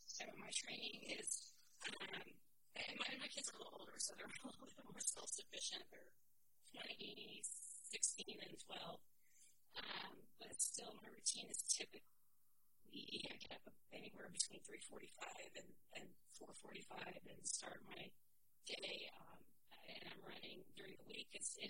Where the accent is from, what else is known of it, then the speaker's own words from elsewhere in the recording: Arizona, United States; I lived in Arizona for a while, so I grew up some in Arizona.